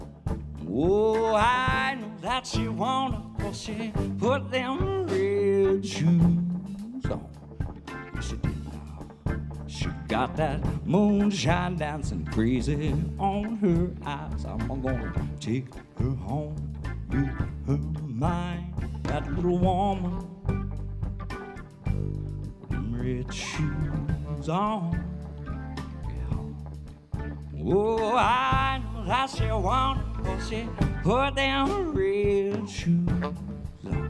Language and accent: English; Mississippi, United States; also born or lived in Arkansas; down in Mississippi, I was fortunate enough to get to grow up